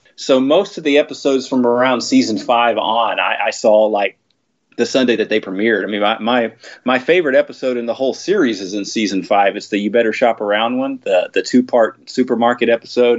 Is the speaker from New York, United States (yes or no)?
no; Texas, United States; I grew up in Texas